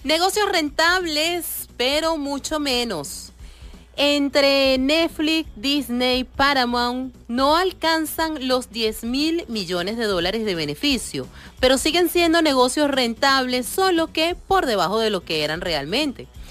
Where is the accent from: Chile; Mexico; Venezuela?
Venezuela; somos venezolanos